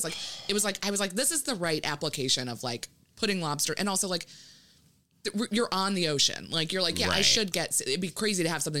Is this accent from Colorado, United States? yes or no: no; Maryland, United States; because I grew up in Maryland